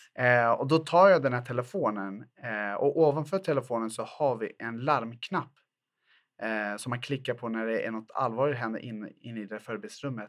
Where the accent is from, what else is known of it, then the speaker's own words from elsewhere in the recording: Botkyrka, Stockholm County, Sweden; Jag är född och uppvuxen i Fittja, en ort i Botkyrka som ligger söder Eh, söder om Stockholm